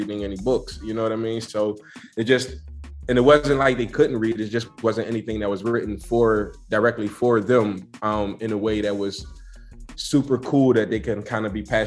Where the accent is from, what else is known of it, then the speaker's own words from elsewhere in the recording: Philadelphia, Pennsylvania, United States; I'm from Philadelphia